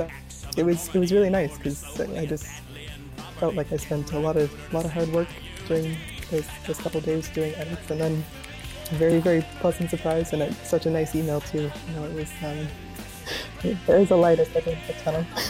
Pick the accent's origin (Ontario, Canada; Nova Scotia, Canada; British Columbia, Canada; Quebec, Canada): Nova Scotia, Canada; moved away as an adult; now in Ottawa, Canada; I'm originally from Nova Scotia, so I only moved to Ottawa 2016 when I started my master's.